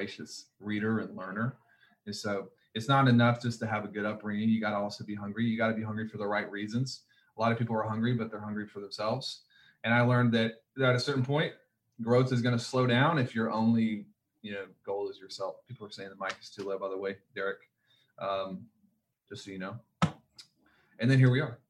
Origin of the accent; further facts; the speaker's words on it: the South, United States; I was a kid and growing up in the South